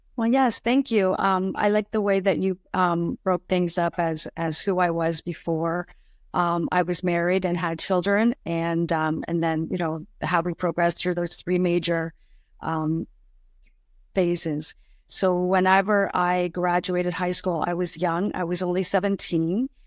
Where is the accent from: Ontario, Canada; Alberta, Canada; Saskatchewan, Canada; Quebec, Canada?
Ontario, Canada; Ottawa; moved away as an adult; now in Niagara region, Canada; I grew up around the Ottawa area